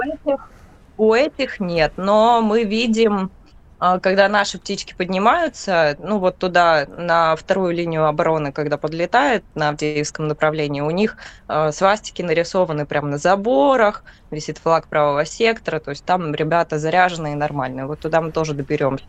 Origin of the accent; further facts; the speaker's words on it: Donetsk Oblast, Ukraine; так как я сама отсюда, э, я из Донецкой области